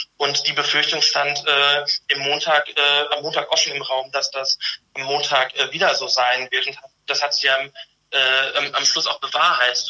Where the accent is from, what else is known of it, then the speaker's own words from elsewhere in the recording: North Rhine-Westphalia, Germany; moved away; da ich aus Westfalen komme, beharre ich darauf, dass es ein westfälisches Dehnungs-E ist